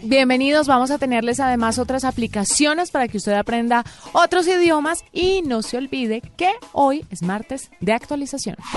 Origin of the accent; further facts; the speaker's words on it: Colombia; los que somos colombianos, español, inglés